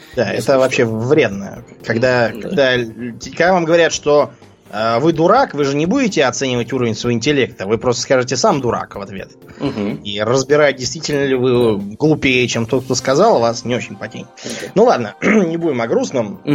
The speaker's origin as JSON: {"language": "Russian", "country": "Russia", "moved": "yes", "said": "мы оба из России"}